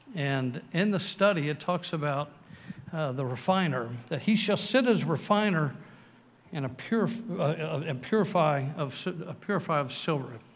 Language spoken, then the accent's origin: English; San Antonio, Texas, United States; also born or lived in Waco, Texas; I grew up here in San Antonio, went to Waco